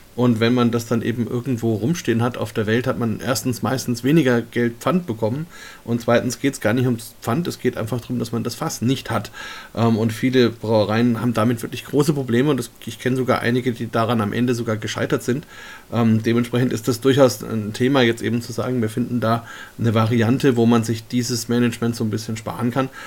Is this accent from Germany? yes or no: yes; Germany